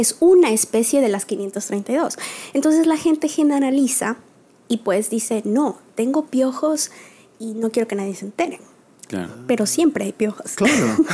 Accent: Quito, Pichincha, Ecuador; also born or lived in La Maná, Cotopaxi, Ecuador; now in New York, United States; por el trabajo de mi papá nos radicamos en Quito, por eso yo crecí en Quito, ahí estudié en la escuela primaria

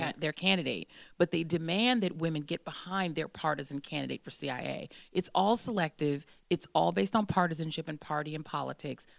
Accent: Brooklyn, New York, United States; I was born in Brooklyn.

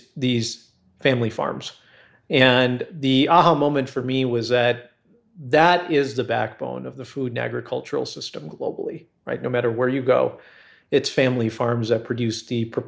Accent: Chicago, Illinois, United States; I grew up in Chicago, in the Chicago area.

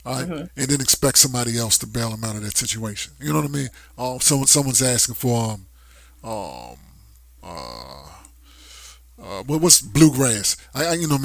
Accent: Langston, New Jersey, United States; now in Jacksonville, Florida, United States; Born and raised in Langston, New Jersey

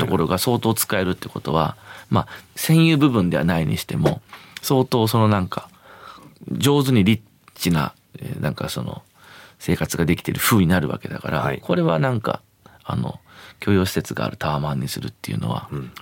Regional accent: Fukui, Japan; now in Shinjuku, Tokyo, Japan; 自分の地元だから福井なんですよね

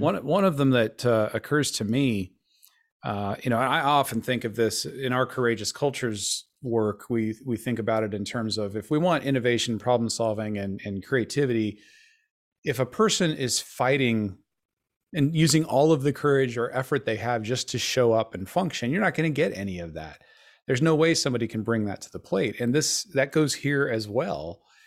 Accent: Denver, Colorado, United States; I also am from Denver, Colorado, grew up there.

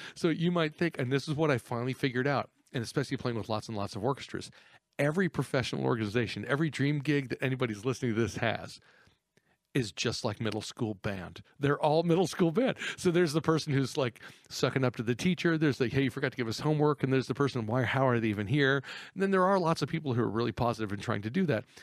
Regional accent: Texas, United States; I grew up in Texas in a highly competitive atmosphere.

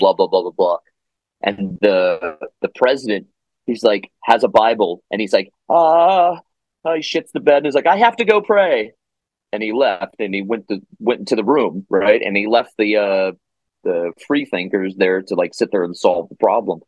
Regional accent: Florida, United States; I am from Florida

